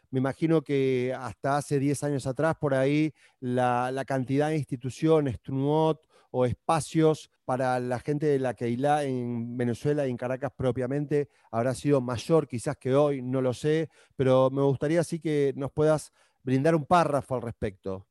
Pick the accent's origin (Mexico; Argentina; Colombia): Argentina; moved away as an adult; now in Peru; yo siendo argentino vivo en Perú ya hace poquito más de 10 años